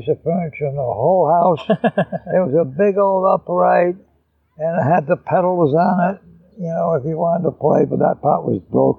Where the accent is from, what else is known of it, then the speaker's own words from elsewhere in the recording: East Providence, Rhode Island, United States; In East Providence. And my mother played piano.